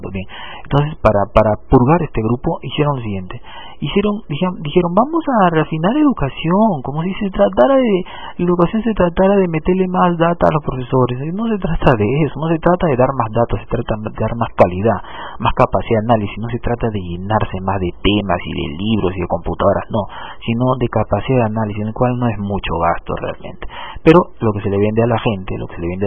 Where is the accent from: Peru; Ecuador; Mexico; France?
Peru